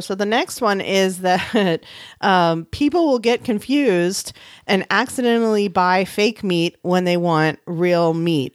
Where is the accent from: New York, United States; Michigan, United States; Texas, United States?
Texas, United States; San Antonio; my hometown of San Antonio